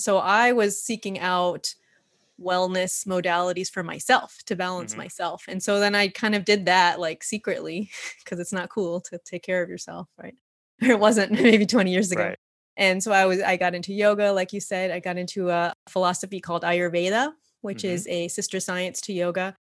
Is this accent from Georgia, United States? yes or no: no; New York, United States; now in California, United States; I'm originally from New York. That's what brought me out to California and to the Bay Area